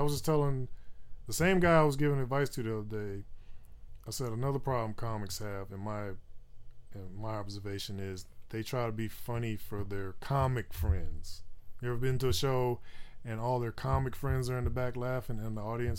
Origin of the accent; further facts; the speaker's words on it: Roanoke, Virginia, United States; born there; So I was born in Roanoke, Virginia, right?